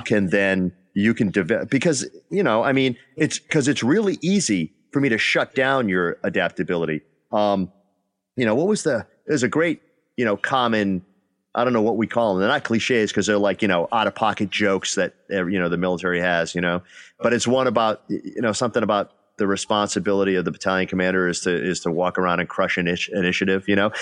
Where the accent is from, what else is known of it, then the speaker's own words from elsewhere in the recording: Northeast, United States; moved away; I'm from the Northeast